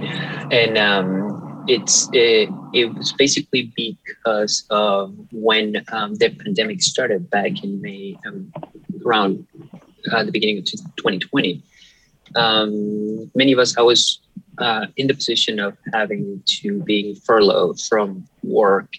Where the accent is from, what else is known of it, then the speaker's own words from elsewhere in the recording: Venezuela; moved away as an adult; also born or lived in Detroit, Michigan; now in Michigan, United States; I, I, was born and raised in Venezuela